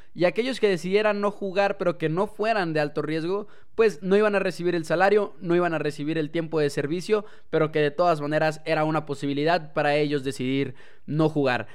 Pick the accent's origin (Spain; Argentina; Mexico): Mexico; nosotros como aficionados mexicanos